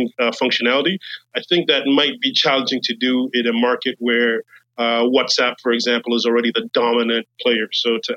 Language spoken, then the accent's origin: English; Nigeria; moved away; I'm personally Nigerian myself, so I spent a lot of time in Nigeria